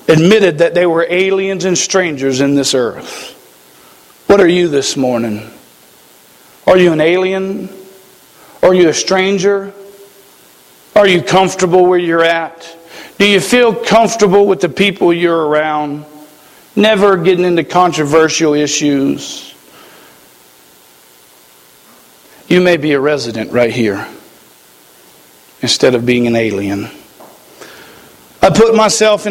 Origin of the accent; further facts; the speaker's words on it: United States; we as the American people